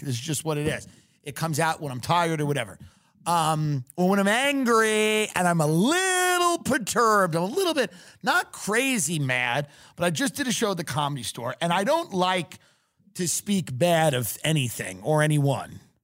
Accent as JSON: {"language": "English", "region": "New York", "country": "United States", "also_born_or_lived": "Austin", "moved": "yes", "lives_now": "Los Angeles, United States", "said": "I'm from New York"}